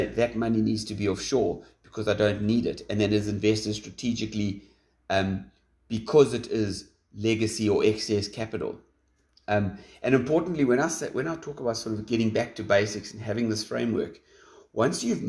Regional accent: South Africa; as a South African

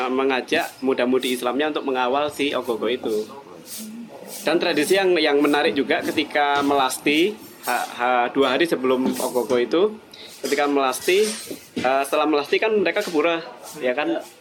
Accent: Java, Indonesia; now in Bali, Indonesia; aku aku orang Jawa tapi tinggal di Bali

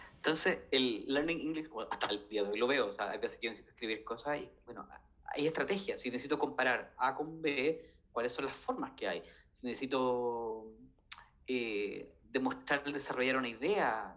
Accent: Chile; yo vengo de Chile

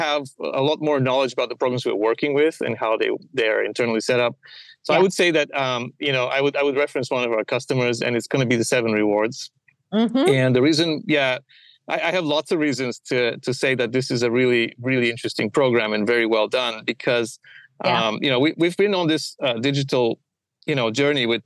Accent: Bulgaria; moved away as an adult; also born or lived in Middlesbrough, England; now in United States; I was born in Bulgaria

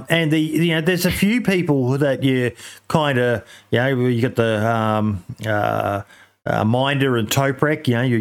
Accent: Australia; I'm an Aussie

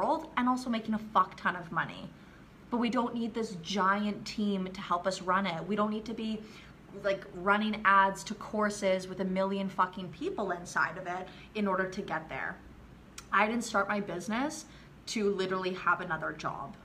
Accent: Canada; moved away as an adult; now in Riviera Maya, Mexico; I'm from Canada, but I've been living in the Mayan Riviera running my businesses here for the last 4 or 5 years

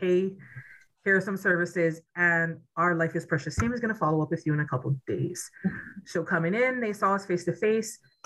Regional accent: Native Hawaiian, United States; I am Native Hawaiian.

